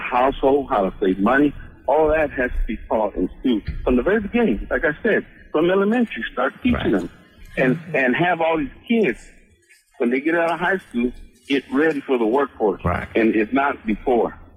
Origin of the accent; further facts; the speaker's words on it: Dallas, Texas, United States; I was born and raised in West Dallas